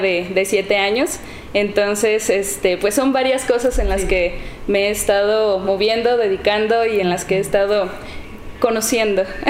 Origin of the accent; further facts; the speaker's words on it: Encarnación de Díaz, Jalisco, Mexico; soy de aquí, de Encarnación de Díaz. Eh, crecí en, en la colonia Niños Héroes.